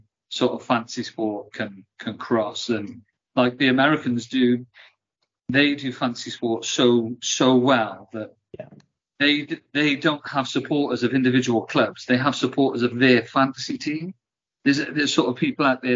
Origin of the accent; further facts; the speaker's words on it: Welsh, Wales, United Kingdom; a Welshman sat in a pub in England